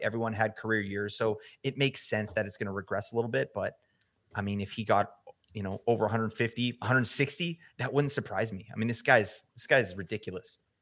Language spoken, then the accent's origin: English; Vancouver, British Columbia, Canada; I'm from Vancouver